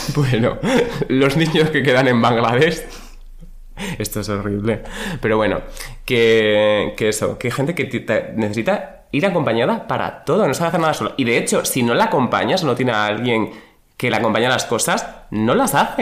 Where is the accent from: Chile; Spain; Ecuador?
Spain; Badajoz, Extremadura; soy de Badajoz y en Badajoz se dice descambiar